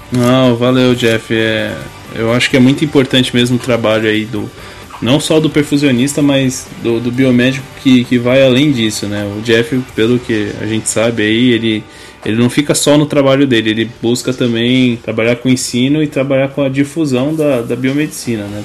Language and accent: Portuguese; interior of São Paulo, Brazil; Eu conheço, conheço o interior de São Paulo, que eu sou de lá também